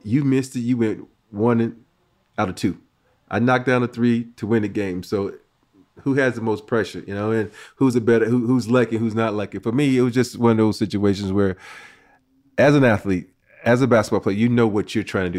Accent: Andalusia, Alabama, United States; moved away; growing up in a little small town, Andalusia, Alabama

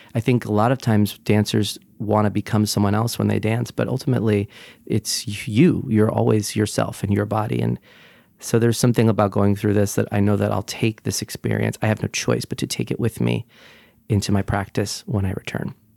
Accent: Brick, New Jersey, United States; also born or lived in Sunnyside, Queens, New York; now in New York, United States

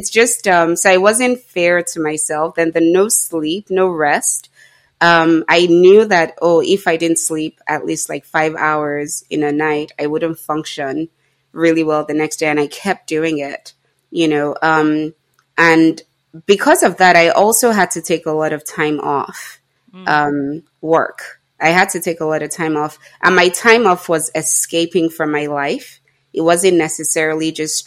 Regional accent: Nigeria; being Nigerian

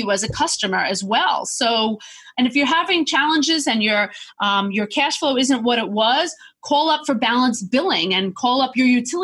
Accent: Long Island, New York, United States; I'm a New Yorker

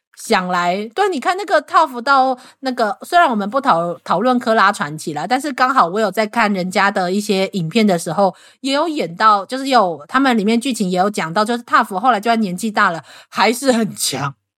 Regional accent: Taiwan; 我们台湾人

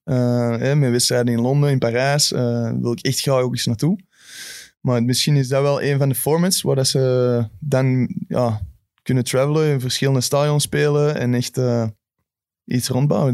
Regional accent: Belgium; als Belg

